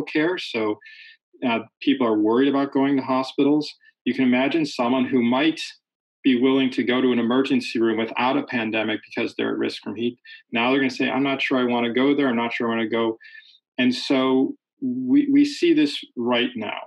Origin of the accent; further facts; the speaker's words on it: Chicago, Illinois, United States; Chicago's my hometown